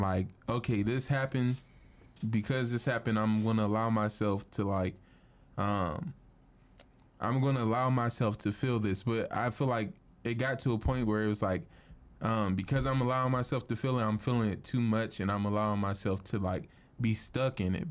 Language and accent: English; Cleveland, Ohio, United States; I'm from Cleveland